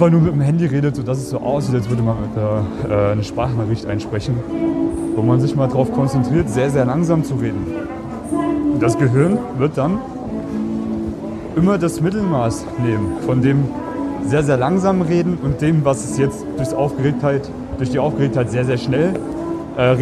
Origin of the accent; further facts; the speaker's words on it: Germany; now in Austria; Deutschland, Piefke.